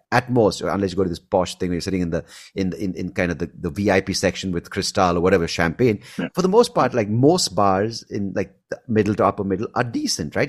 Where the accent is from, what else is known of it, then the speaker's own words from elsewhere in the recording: India; also born or lived in Bangalore; we're all Indian